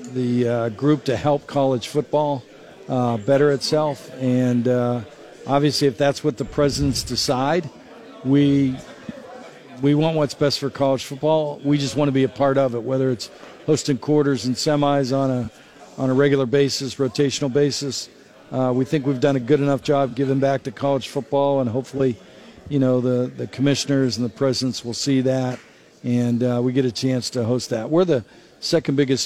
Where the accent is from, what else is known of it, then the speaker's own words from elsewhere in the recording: Pittsburgh, Pennsylvania, United States; now in Atlanta, United States; I grew up in Pittsburgh, Pennsylvania